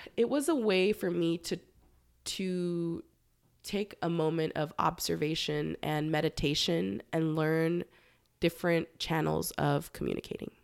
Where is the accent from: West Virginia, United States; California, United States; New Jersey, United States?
California, United States; Los Angeles; moved away as an adult; also born or lived in Humboldt County, California; I am originally from Los Angeles, born and raised in San Fernando Valley